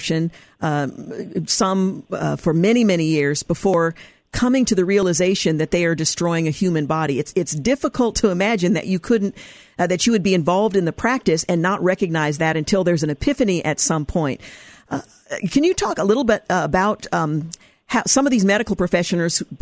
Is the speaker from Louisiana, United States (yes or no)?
no; Oregon, United States; my home state of Oregon